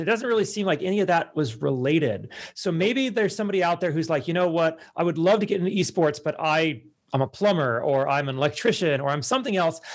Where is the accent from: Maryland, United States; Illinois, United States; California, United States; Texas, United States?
California, United States; also born or lived in Ohio; now in Las Vegas, United States; I grew up in California. I live in Las Vegas now.